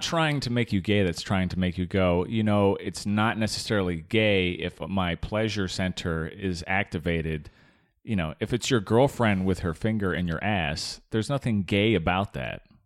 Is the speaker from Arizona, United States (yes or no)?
yes; Arizona, United States; I grew up in Arizona